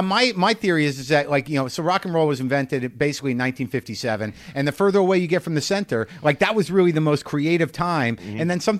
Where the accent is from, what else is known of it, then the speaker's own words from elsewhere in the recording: New Mexico, United States; I'm from New Mexico.